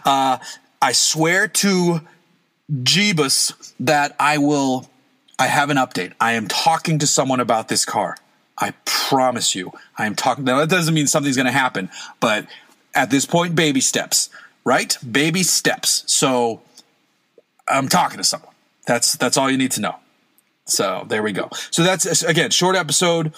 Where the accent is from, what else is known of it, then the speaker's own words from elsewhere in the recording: coastal New England, United States; moved away; Growing up in New England, it's born into you to love boats. Coastal New England, you have to love boats